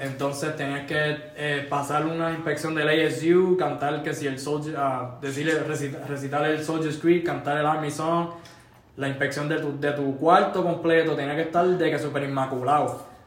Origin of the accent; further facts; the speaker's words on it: San Lorenzo, Puerto Rico; moved away as an adult; now in Alaska, United States; yo soy de San Lorenzo